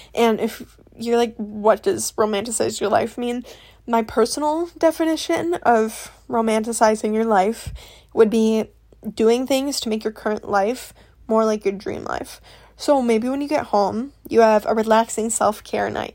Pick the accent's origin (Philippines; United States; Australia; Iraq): United States; Midwest; I'm from the Midwest